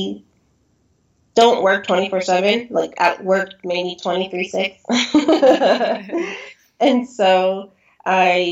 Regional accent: San Diego, California, United States; I grew up in San Diego

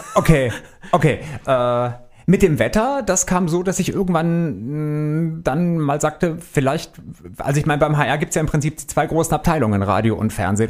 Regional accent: Stuttgart, Baden-Württemberg, Germany; moved away as an adult; also born or lived in Wolfenbüttel; now in Frankfurt, Germany; bin gebürtig aus Wolfenbüttel bei Braunschweig. Okay. Bin mit meinen Eltern, als ich zweieinhalb Jahre alt war, nach Stuttgart gezogen. Dort bin ich groß geworden

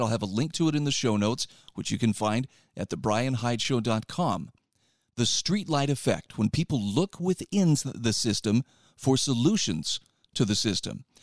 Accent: Utah, United States; in my home state

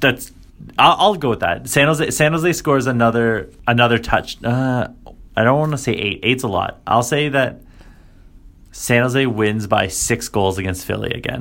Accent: Canada; me being Canadian

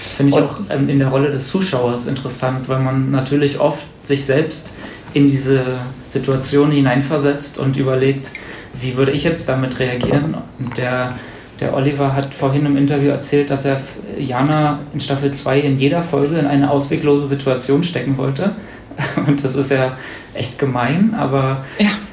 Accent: Brandenburg, Germany; now in Berlin, Germany; Ich komme aus Brandenburg

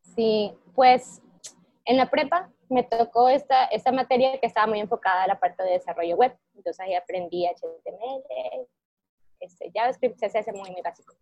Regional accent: Ecuador; moved away as an adult; also born or lived in Monterrey, Mexico; yo soy de Ecuador y fui a estudiar mi carrera profesional a, México, al TEC de Monterrey

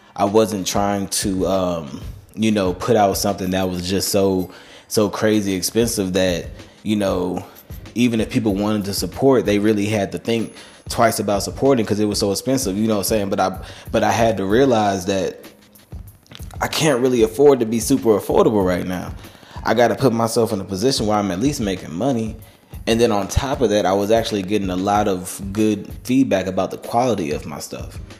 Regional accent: Charlotte, North Carolina, United States; born or raised there

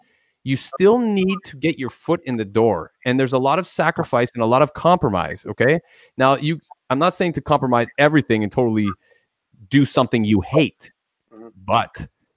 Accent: Toronto, Ontario, Canada; guys we grew up playing with on Toronto's, you know, local music scene back in the day

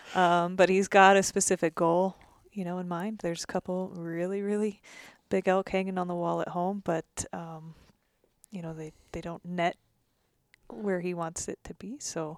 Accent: Oregon, United States; Growing up in Oregon, you had Rocky Mountain elk and Roosevelt elk

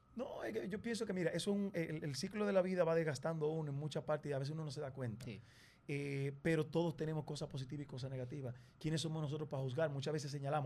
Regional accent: Dominican Republic; como nosotros hablamos, como nos comportamos, nuestra idiosincrasia, nuestra forma de ver la vida, somos los dominicanos

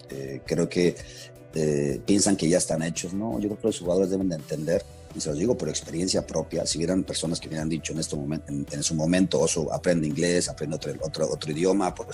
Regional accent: Mexico; moved away as an adult; also born or lived in Germany; yo cuando llego acá a México, ya de vuelta de Alemania

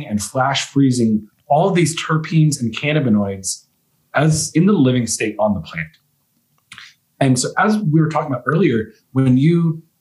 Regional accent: Virginia, United States; moved away as an adult; also born or lived in Maryland; now in Colorado, United States; I was born and raised in Virginia

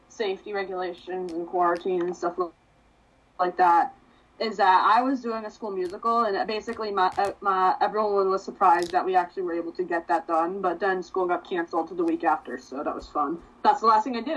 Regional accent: East Meadow, New York, United States; I'm from East Meadow

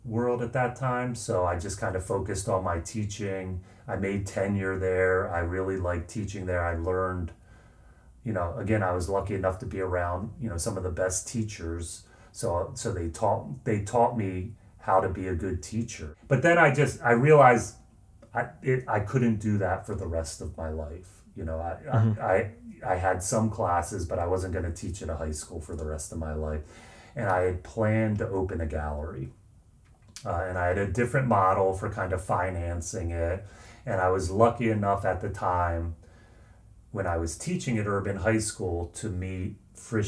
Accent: outside of Philadelphia, Pennsylvania, United States; I grew up outside of Philadelphia

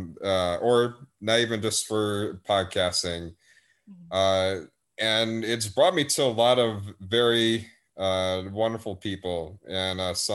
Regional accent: Wisconsin, United States; accent: northern; moved away; I have sort of like a northern accent, kind of, because I'm from Wisconsin originally.

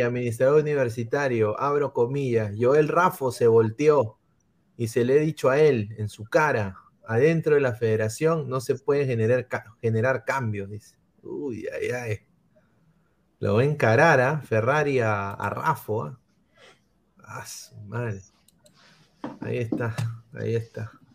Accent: Lima, Peru; todos acá somos de Lima.

